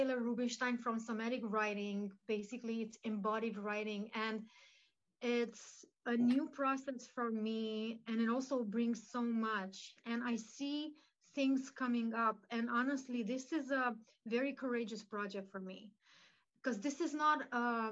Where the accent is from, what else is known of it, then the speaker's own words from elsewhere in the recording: Romania; So my mom is Romanian. I was born in Romania.